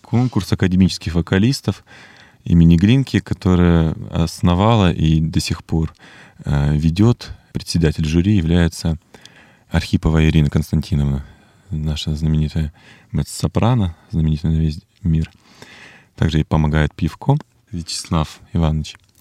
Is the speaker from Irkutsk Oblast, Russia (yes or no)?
yes; Irkutsk, Irkutsk Oblast, Russia; moved away as an adult; now in Moscow, Russia; в этом городе, в Иркутске, моем родном городе